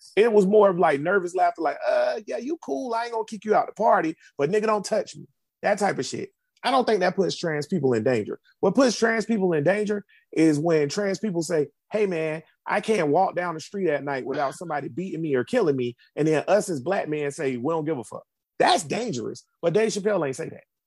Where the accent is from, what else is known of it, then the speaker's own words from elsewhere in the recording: Jacksonville, Florida, United States; I'm I'm from Jacksonville, and I'm I went to University of Florida